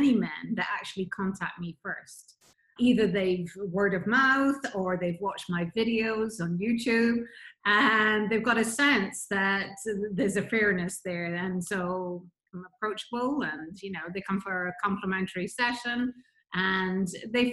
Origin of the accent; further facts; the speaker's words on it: Scotland, United Kingdom; moved away as an adult; also born or lived in Nigeria / Bahamas / Florida; So from Nigeria, I was brought up in Scotland, went to the Bahamas in 1988, lived there for 26 years